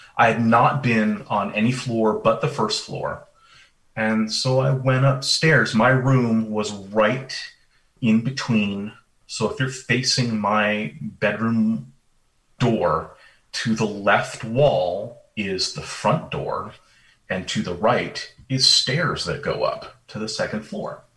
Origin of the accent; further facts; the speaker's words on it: Vermont, United States; moved away; I grew up in Vermont